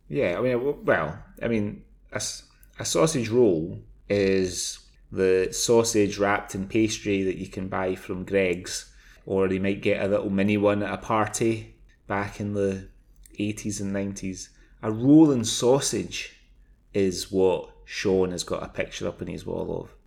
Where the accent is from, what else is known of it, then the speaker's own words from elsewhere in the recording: Scotland, United Kingdom; moved away as an adult; also born or lived in England; I'm from Scotland